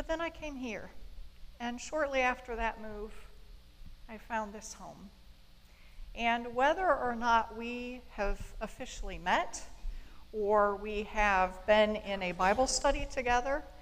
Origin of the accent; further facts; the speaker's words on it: Bryan, Ohio, United States; I was born and raised in Bryan, Ohio